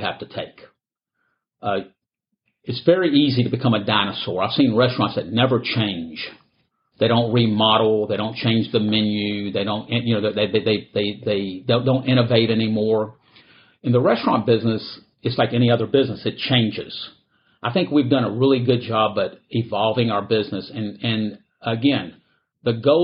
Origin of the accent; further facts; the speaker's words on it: Houston, Texas, United States; I was born here in Houston